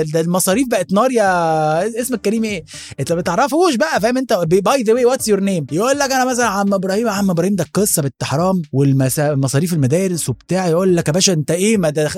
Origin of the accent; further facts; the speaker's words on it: Alexandria Governorate, Egypt; جوانا كمصريين